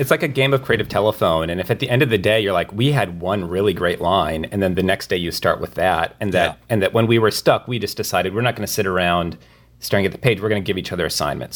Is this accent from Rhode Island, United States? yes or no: no; rural Minnesota, United States; moved away; my my hometown in rural Minnesota